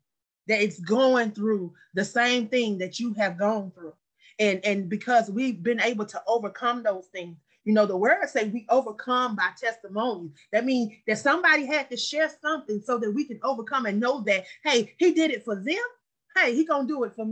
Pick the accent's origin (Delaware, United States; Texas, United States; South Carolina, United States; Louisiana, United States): South Carolina, United States; Anderson; moved away; also born or lived in Atlanta, Georgia; my hometown, Anderson, South Carolina